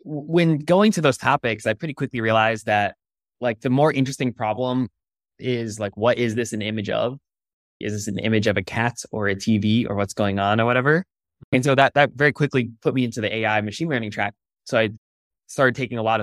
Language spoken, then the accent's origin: English; Connecticut, United States; moved away as an adult; also born or lived in California; I grew up in the East Coast in Connecticut and then came out west to college to Stanford